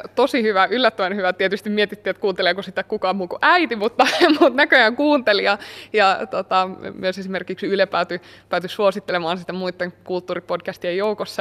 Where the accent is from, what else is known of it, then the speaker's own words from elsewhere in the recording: Kymenlaakso, Finland; mä oon kotoisin täältä